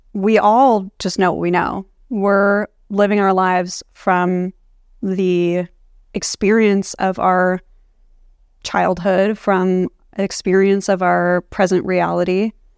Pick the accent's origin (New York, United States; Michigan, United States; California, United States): California, United States; Palo Alto; growing up in Palo Alto